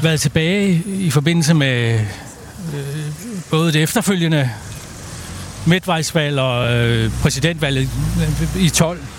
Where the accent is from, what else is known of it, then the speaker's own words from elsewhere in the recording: Denmark; vi som danskere